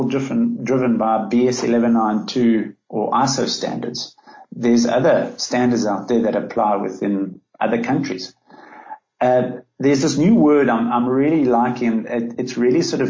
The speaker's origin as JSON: {"language": "English", "country": "South Africa", "said": "my being South African"}